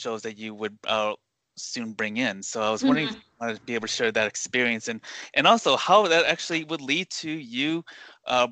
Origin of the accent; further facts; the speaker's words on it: United States; I was born in the U.S.